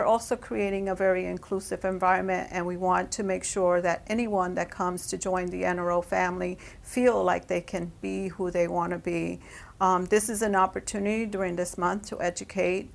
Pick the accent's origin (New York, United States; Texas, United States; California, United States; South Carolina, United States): New York, United States; also born or lived in Puerto Rico; I was born in Puerto Rico, moved to New York at the age of 5. Growing up in New York